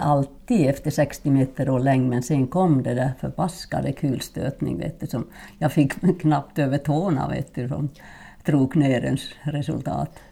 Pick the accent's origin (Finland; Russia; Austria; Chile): Finland; Swedish is a second language; moved away as an adult; also born or lived in Norrland / Borås, Sweden; now in Sweden; min första skidtävling gjorde jag när jag var sex år hemma i Finland